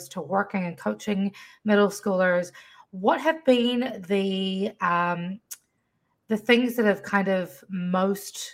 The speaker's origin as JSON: {"language": "English", "country": "New Zealand", "tie": "born or raised there", "also_born_or_lived": "Fiji", "moved": "yes", "lives_now": "Washington, D.C. area, United States", "said": "I was raised in a different country to the States. I grew up in New Zealand, between New Zealand and Fiji"}